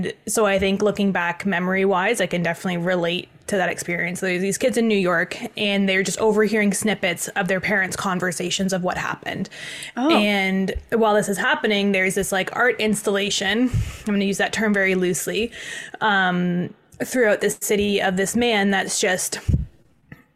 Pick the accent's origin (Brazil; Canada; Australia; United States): Canada; Toronto, Ontario; I grew up in Toronto